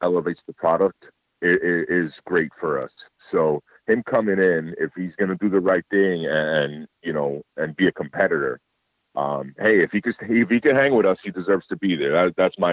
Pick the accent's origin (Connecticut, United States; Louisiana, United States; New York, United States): New York, United States; New York City; I'm from New York City. I was born in New York City